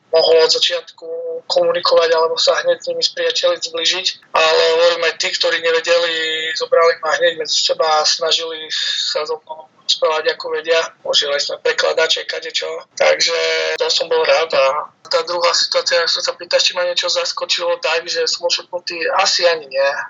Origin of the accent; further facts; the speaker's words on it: Slovakia; now in France; potom som išiel domov áno, na Slovensko